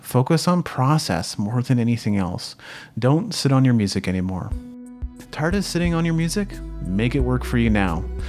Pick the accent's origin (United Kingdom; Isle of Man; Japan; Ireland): Japan; moved away; I grew up in Japan, where people were community-minded and cared about their neighbor